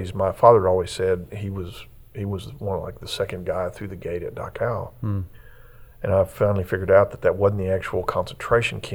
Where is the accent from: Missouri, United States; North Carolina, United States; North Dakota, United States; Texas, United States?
Texas, United States; Fort Worth; I was born in Fort Worth, but my roots go back to Graham